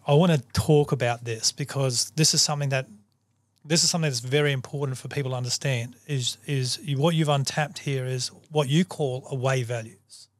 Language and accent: English; Australia; I'm a human first before I'm a Aussie